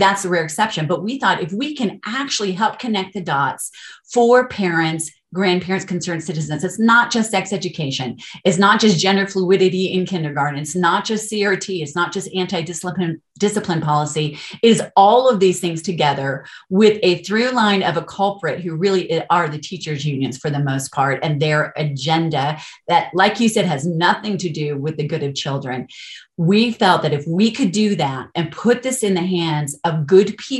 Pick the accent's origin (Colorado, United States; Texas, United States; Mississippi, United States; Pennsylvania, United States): Colorado, United States; also born or lived in California; I'm actually from Colorado. I'm not from California, grew up here, but we moved back